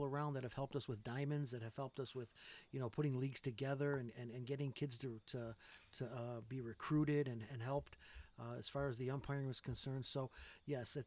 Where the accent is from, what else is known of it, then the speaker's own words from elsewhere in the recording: West Side, New York, United States; I'm from the West Side